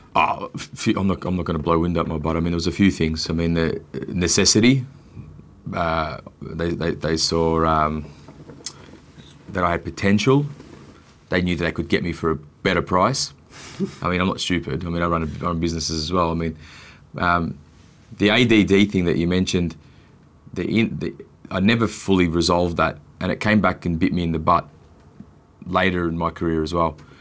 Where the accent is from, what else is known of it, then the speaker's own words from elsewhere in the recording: Australia; I'm born here and I'm Australian